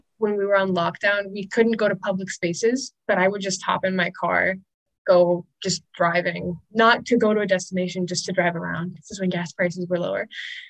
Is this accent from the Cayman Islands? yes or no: yes; Cayman Islands; also born or lived in United States; I grew up in the Cayman Islands. So even though I'm American, America still feels foreign. Like it doesn't feel like home.